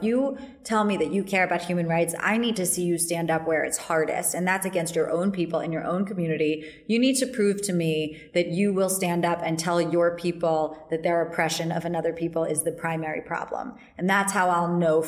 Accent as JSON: {"language": "English", "country": "United States", "said": "I, as an American Jew"}